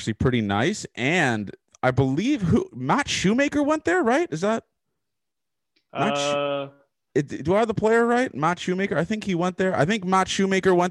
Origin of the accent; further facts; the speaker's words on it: Toronto, Ontario, Canada; I'm from Toronto